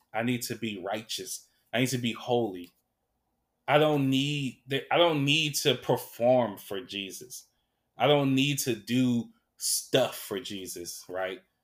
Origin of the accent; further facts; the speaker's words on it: Sacramento, California, United States; when I was growing up in South Sac, all we had was McDonald's